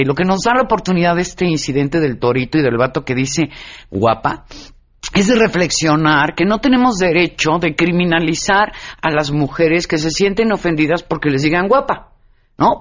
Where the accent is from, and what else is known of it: Mexico